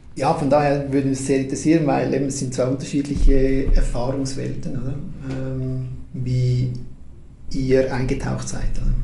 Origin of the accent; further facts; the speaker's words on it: Switzerland; Das passiert mir sogar als Schweizer